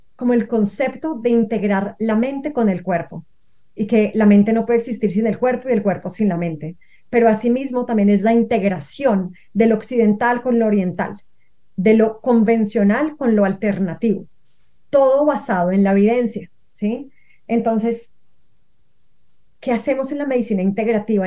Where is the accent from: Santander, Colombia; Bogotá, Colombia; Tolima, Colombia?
Bogotá, Colombia; now in Cali, Colombia; yo nací en Bogotá, pero yo hoy en día no vivo en Bogotá, vivo en Cali